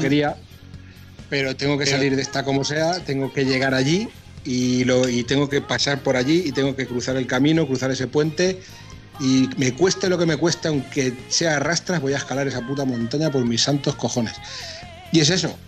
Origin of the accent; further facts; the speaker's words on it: Castilla-La Mancha, Spain; como buen manchego